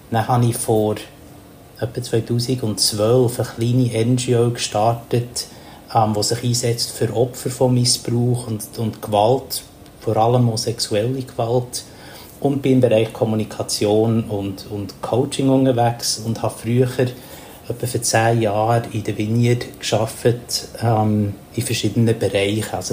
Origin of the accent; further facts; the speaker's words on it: Papua New Guinea; also born or lived in Thailand; now in Bern, Switzerland; ich bin äh, in Asien aufgewachsen, also in Papua-Neuguinea. Und darum habe ich einen Bezug, dass ich jetzt hier in Thailand etwa vier, fünf Monate vom Jahr lebe. Mein anderer Mittelpunkt ist in Bern, wo ich daheim bin.